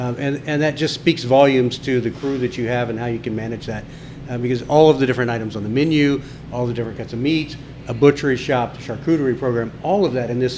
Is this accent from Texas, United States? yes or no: yes; Texas, United States; You know, we're from Texas where it's like 100 degrees and 120% humidity this week.